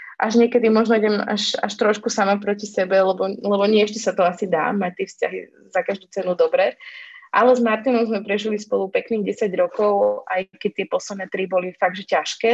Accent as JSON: {"language": "Slovak", "area": "Orava", "region": "Žilina Region", "country": "Slovakia", "also_born_or_lived": "Dolný Kubín / Bratislava", "said": "ja pochádzam teda z Oravy"}